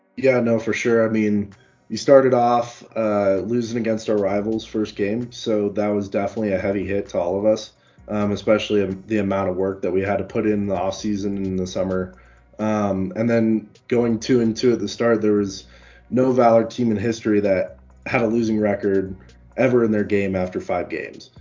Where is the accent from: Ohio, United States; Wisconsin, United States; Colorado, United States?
Colorado, United States; I've been born and raised in Colorado